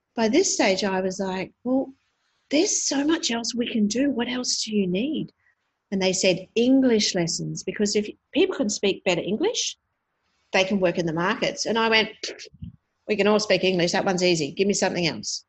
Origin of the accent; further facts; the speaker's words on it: Sunshine Coast, Queensland, Australia; now in Brisbane, Australia; I come from Brisbane uh, at the moment, so I'm here for work but I grew up on the Sunshine Coast